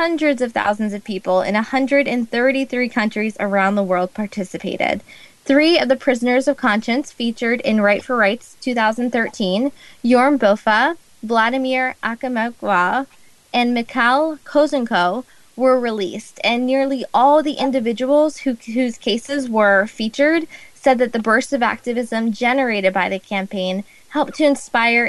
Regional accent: United States; Growing up in the United States

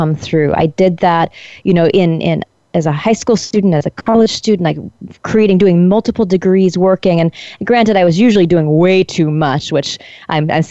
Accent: Colorado, United States; moved away as an adult; also born or lived in Iowa / India; I'm from Colorado

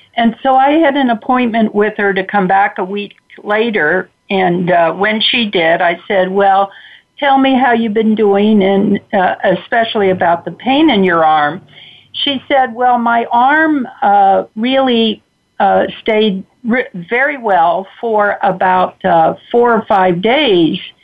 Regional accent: Cincinnati, Ohio, United States; I grew up in Cincinnati, Ohio, to uh, uh, very loving parents

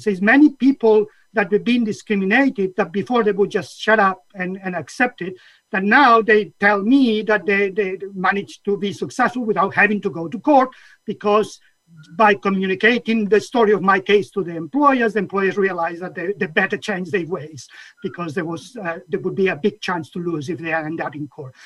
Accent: Catalonia, Spain; now in United Kingdom; my whole journey started in Catalonia. I was born in Catalonia, uh, which at the time was in the 60s

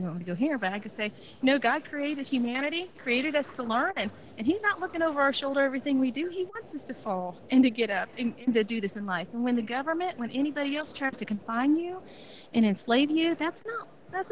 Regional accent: Long Beach, California, United States; I was born in Long Beach, California

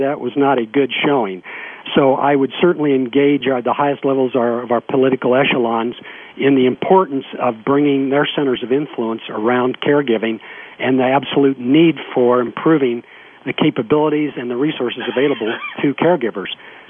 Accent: United States; also born or lived in Colorado

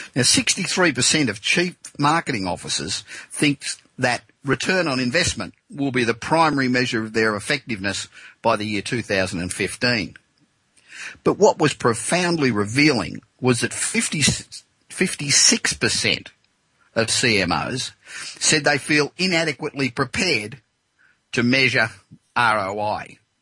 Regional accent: Australia; now in Los Angeles, United States; back in my home country of Australia

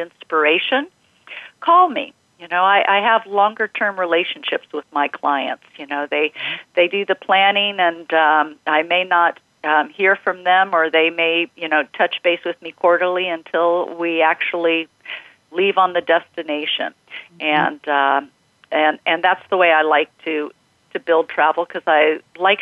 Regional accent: California, United States; California, where I grew up

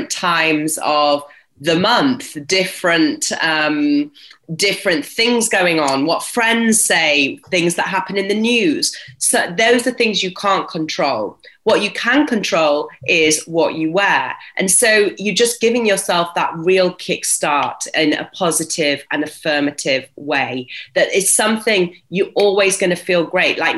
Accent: Yorkshire and the Humber, United Kingdom; growing up in Yorkshire was, and seeing my dad as an entrepreneur was very inspiring

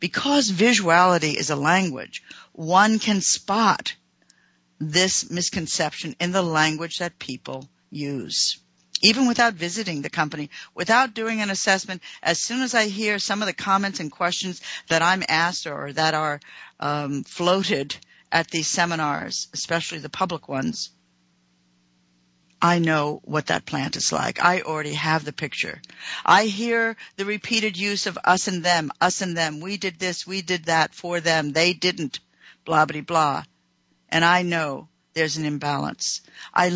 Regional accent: United States; I'm an American

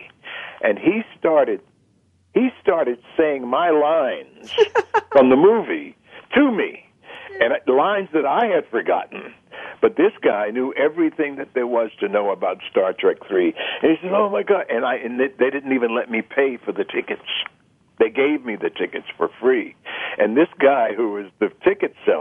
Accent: Washington, District of Columbia, United States; When I was born and raised in Washington, D.C., it was maybe less than 10 blocks from the White

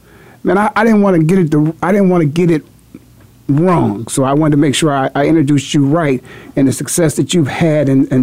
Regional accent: Canton, Ohio, United States; moved away; my hometown, a Hall of Fame city, Canton, Ohio.

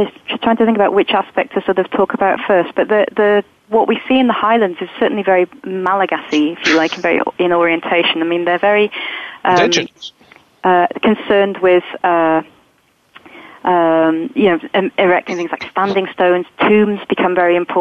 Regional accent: England, United Kingdom; I might think of myself as English rather than Scottish, being British.

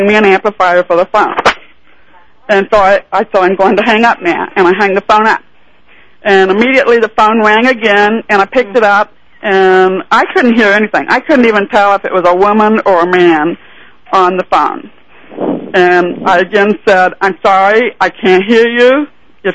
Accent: Overland Park, Kansas, United States; my hometown, which is in Overland Park, Kansas

